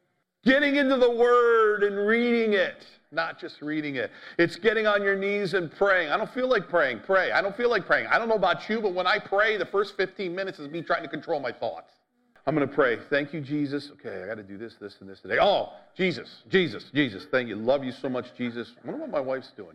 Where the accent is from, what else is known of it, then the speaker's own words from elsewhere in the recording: United States; as American